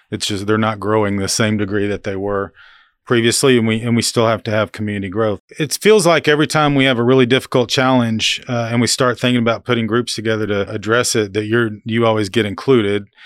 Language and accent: English; Oklahoma, United States; now in Manhattan, Kansas, United States; we're from Oklahoma